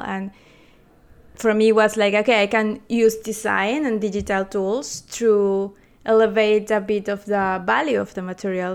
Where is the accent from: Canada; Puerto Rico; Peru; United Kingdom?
Peru; moved away as an adult; also born or lived in Chile; now in Berlin, Germany; I'm from Peru, and I study product